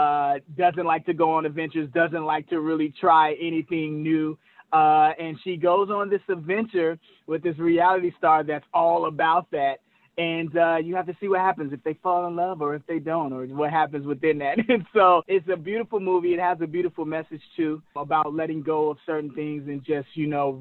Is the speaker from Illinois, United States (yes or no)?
yes; Chicago, Illinois, United States; now in California, United States; we're from Chicago